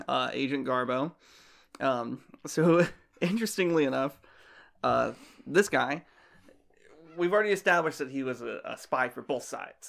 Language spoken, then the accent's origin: English; Florida, United States; moved away as an adult; also born or lived in Ohio; now in Virginia, United States; I'm from Florida